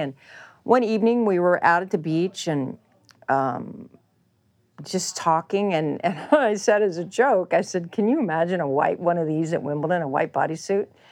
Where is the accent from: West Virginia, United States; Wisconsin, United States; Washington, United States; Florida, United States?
West Virginia, United States; Charleston; The court I had growing up in Charleston, that my parents built for me in Charleston, West Virginia